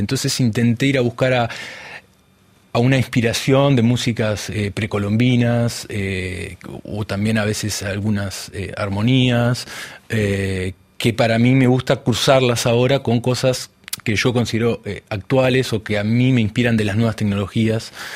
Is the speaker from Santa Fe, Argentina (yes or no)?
no; Buenos Aires Province, Argentina; moved away as an adult; also born or lived in France; donde yo nací no era la capital de Buenos Aires, es lo que es el conurbano